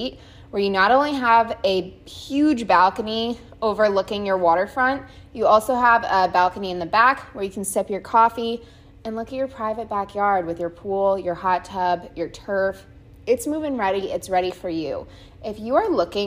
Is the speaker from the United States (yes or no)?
yes; South Florida, United States; I grew up in South Florida, so I've lived here my whole life.